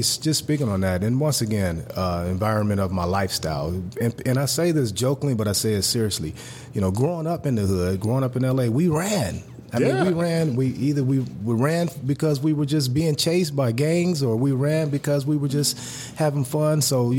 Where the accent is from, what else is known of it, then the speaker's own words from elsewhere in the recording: Los Angeles, California, United States; Once again, being born and raised in South Central L.A., grew up, man, in a very tough environment.